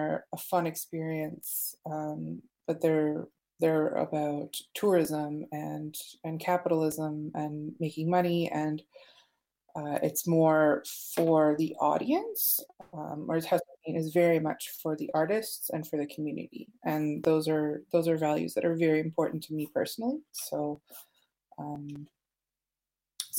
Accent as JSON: {"language": "English", "town": "Ottawa", "region": "Ontario", "country": "Canada", "tie": "born or raised there", "said": "I grew up in Ottawa, and there was always graffiti around me"}